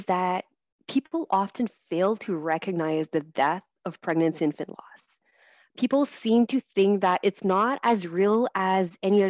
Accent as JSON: {"language": "English", "region": "Ontario", "country": "Canada", "first_language": "French", "second_language": "English", "said": "And I never was able to get any support services in French. So my first language is French."}